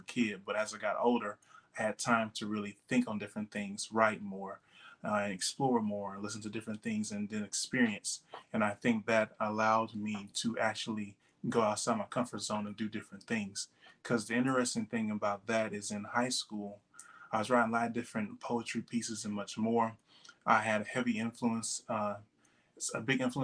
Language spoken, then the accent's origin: English; Huntsville, Texas, United States; moved away as an adult; now in Houston, United States; I grew up in Huntsville, very humble beginnings